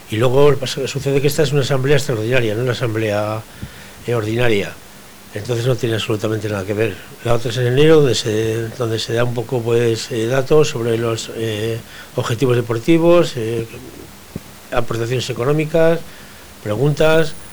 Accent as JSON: {"language": "Spanish", "town": "Portugalete", "region": "Basque Country", "country": "Spain", "tie": "born or raised there", "said": "que soy de Portugalete y, está y, vamos, nací aquí, viví dos años y luego toda mi juventud la he pasado aquí."}